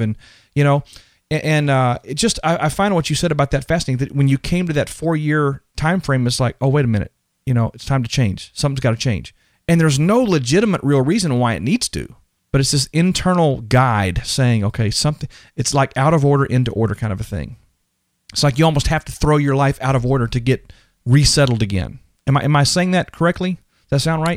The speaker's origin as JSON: {"language": "English", "region": "Texas", "country": "United States", "said": "I'm from Texas, so we wear cowboy boots and cowboy, uh, hats"}